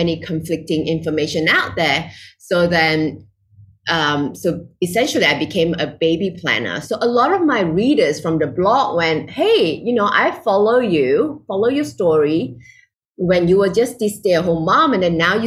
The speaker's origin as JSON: {"language": "English", "country": "Malaysia", "moved": "as an adult", "lives_now": "Singapore", "said": "I'm originally from Malaysia, living in Singapore"}